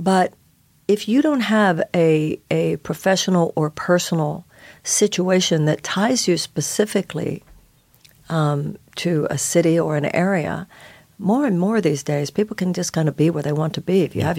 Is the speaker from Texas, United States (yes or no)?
yes; Houston, Texas, United States; now in New York, United States; I was born and raised in Houston